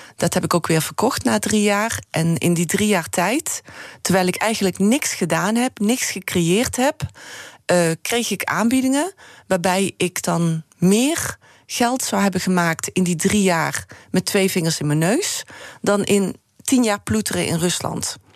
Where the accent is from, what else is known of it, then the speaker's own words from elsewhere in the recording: Heerlen, Limburg, Netherlands; moved away; ik ben natuurlijk opgegroeid in Heerlen